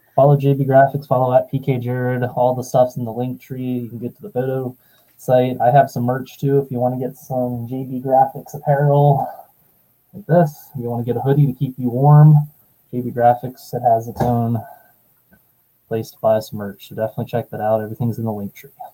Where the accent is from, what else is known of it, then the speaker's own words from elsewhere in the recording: Pennsylvania, United States; I'm from Pennsylvania